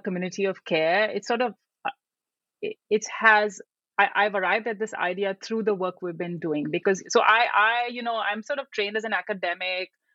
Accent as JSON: {"language": "English", "country": "India", "tie": "born or raised there", "also_born_or_lived": "United Kingdom / Sri Lanka / Vietnam", "moved": "as an adult", "lives_now": "United States", "said": "I grew up in India uh, and I went to college in India."}